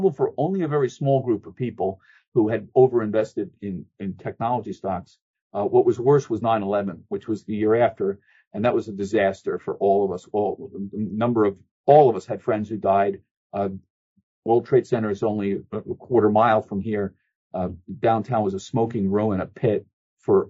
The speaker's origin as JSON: {"language": "English", "area": "Bucks County", "region": "Pennsylvania", "country": "United States", "tie": "born or raised there", "also_born_or_lived": "Bronx, New York", "said": "I was born in the Bronx, but I grew up in Bucks County, Pennsylvania, north of Philadelphia"}